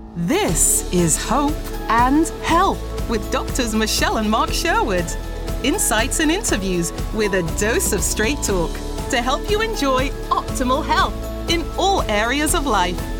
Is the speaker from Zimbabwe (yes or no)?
yes; Zimbabwe; moved away as an adult; now in United States; I was born and raised in Zimbabwe. I came to the United States at the age of 19.